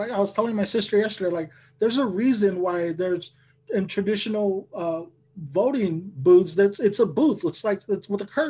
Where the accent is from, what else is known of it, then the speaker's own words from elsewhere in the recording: Lamont, California, United States; now in Sacramento, United States; I've only been doing comedy about 2 years and I'm up here in Sacramento. Like I grew up in Lamont. So like I know Bakersfield, like that's my stomping grounds.